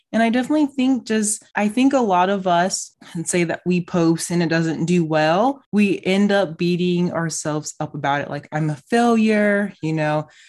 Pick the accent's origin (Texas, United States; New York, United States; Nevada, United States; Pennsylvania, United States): Nevada, United States; Las Vegas; I'm from Vegas